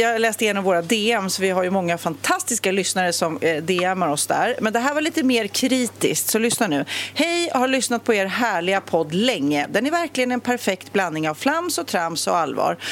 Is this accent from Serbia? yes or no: no; Sweden; som svensk